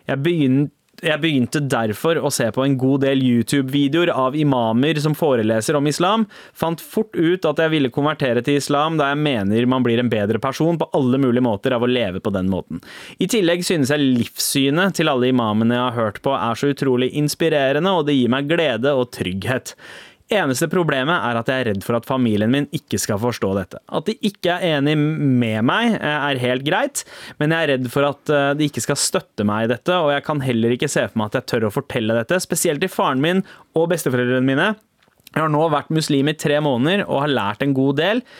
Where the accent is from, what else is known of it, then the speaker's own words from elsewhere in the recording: Norway; also born or lived in Sweden; Jeg er fra Norge og Sverige, og er oppvokst i en familie full av ateister, samt noen halvkristne.